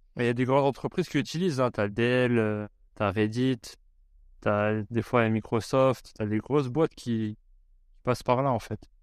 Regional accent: France; moved away; on a grandi en France

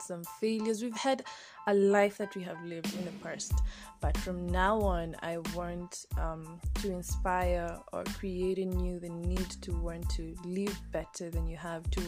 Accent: Kenya; Born and raised in Kenya

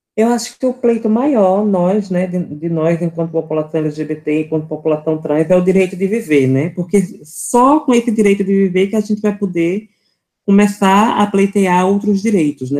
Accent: Recife, Pernambuco, Brazil; sou daqui de Recife, Pernambuco

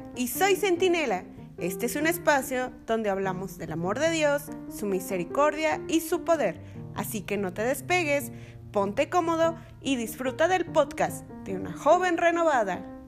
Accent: Toluca, State of Mexico, Mexico; Soy originaria de Toluca, Estado de México

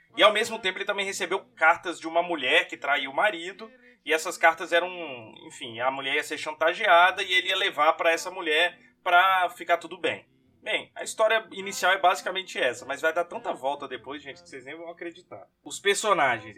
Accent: Brazil; sou brasileiro

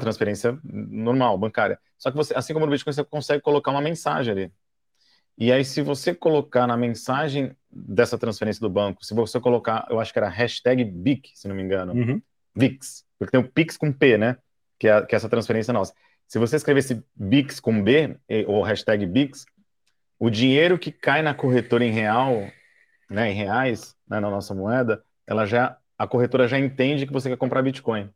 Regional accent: Brazil; eu sou do Brasil

